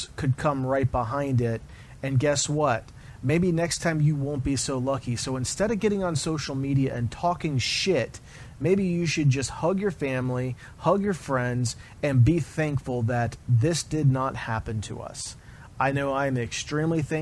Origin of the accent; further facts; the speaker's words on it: Florida, United States; I grew up in the Florida area. I was born in Florida